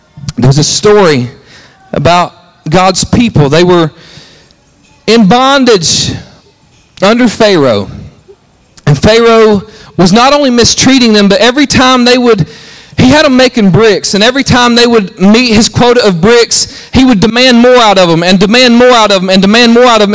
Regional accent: Alabama, United States; I'm from Alabama

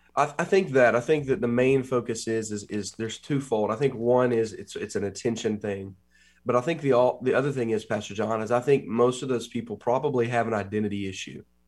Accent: Huntington, West Virginia, United States; also born or lived in Columbus, Ohio; I came back to West Virginia, where I've been born and raised in Huntington

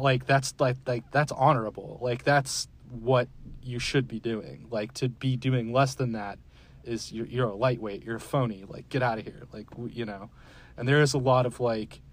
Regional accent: Florida, United States; moved away as an adult; also born or lived in Georgia / Dallas, Texas; now in Richardson, United States; I grew up in Florida okay. and lived in Georgia for a while too. So I'm from the Southeast

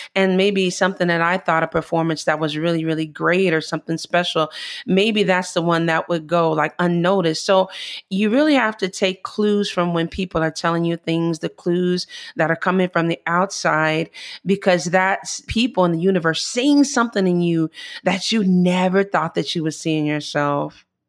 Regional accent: Chicago, Illinois, United States; moved away as an adult; now in Italy; I'm from Chicago

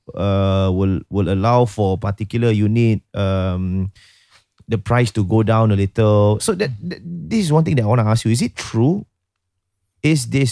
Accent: Singapore; I grew up in Bishan.

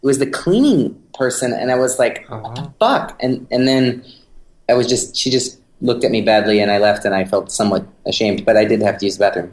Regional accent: San Francisco, California, United States; I'm from San Francisco

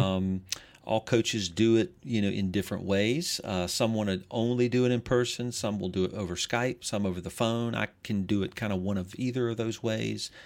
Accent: Greenville, South Carolina, United States; I'm originally from Greenville, South Carolina

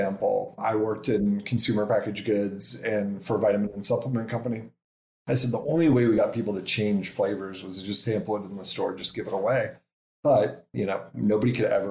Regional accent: Nebraska, United States; moved away as an adult; also born or lived in New York City / San Francisco; We're from Nebraska, so that's where we started.

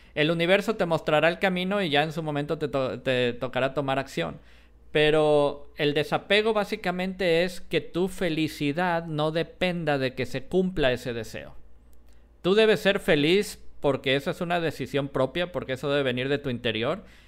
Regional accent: Jalisco, Mexico; yo soy de Jalisco

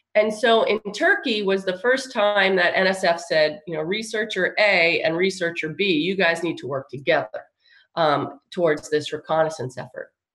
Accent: Long Island, New York, United States; moved away as an adult; also born or lived in California; now in Texas, United States; I'm from um, Long Island, uh, re- near New York City

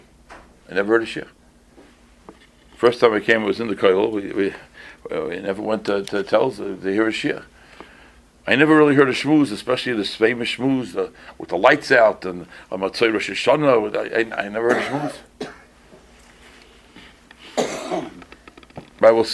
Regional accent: Boston, Massachusetts, United States; also born or lived in East Coast; I didn't grow up in the Midwest. I was born on the East Coast. But by the time I was 11, I was out of town. Even though Boston's on the East Coast, it was out of town

